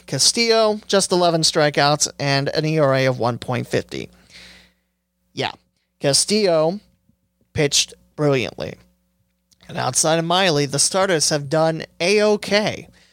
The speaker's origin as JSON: {"language": "English", "town": "West Alexandria", "region": "Ohio", "country": "United States", "said": "I come from West Alexandria, Ohio. It's a little town of a thousand people."}